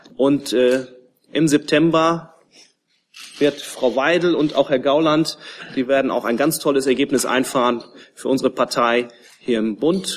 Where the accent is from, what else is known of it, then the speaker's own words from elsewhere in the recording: Kaltenkirchen, Schleswig-Holstein, Germany; in meiner Heimatstadt Kaltenkirchen